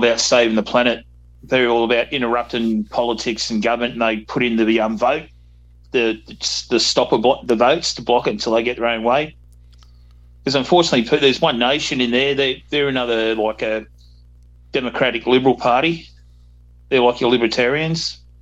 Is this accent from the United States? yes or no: no; Australia